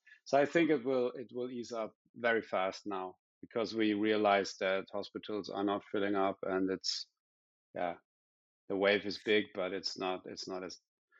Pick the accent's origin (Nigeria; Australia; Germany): Germany; southwest Germany; English is a second language; I'm not from Berlin. I'm from the west of Germany, the southwest actually.